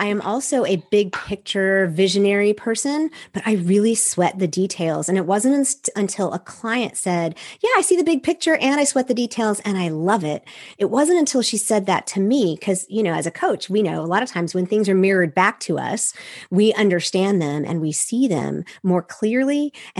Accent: Seoul, South Korea; I'm a missionary kid. I grew up overseas from the United States. I grew up in Seoul, Korea, which gives you a really unique view of the world.

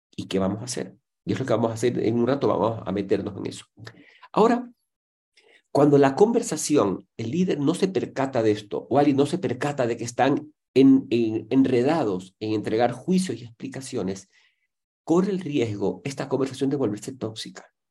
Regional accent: Ecuador; en mi país, en Ecuador

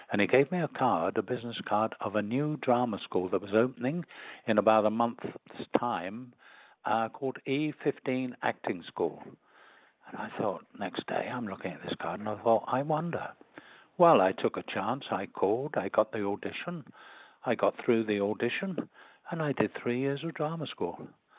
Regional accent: London, United Kingdom; born there; accent: Cockney; I was born in the East End of London in Whitechapel, and I had such a strong Cockney accent when we started the drama school.

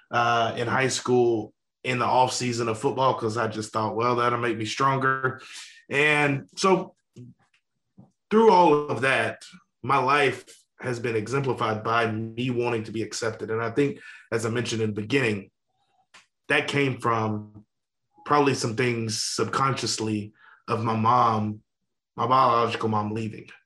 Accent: Louisiana, United States; Uh, yeah, so I grew up in Louisiana.

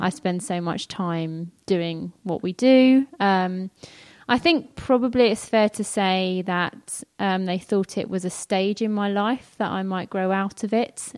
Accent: London, United Kingdom; I grew up in North London, which some of you might be able to tell from some of my accent occasionally. I don't pronounce my T and H's

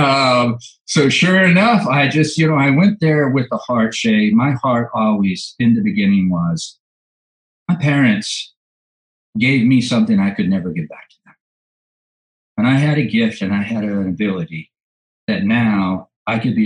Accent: Orange County, California, United States; I was born and raised in Orange County, California

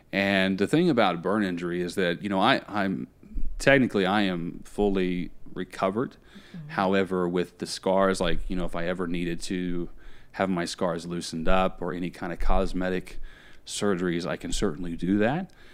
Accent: Indiana, United States; now in Tampa, United States; I grew up in Indiana. That's where I'm originally from. I now live in Tampa, Florida

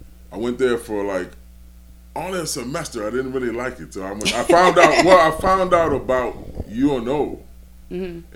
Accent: Milwaukee, Wisconsin, United States; moved away as an adult; also born or lived in Georgia, United States; now in New Orleans, United States; I bought my house in 2000. And, I was born in Georgia, okay? And then my family moved us up north to in the Milwaukee area.

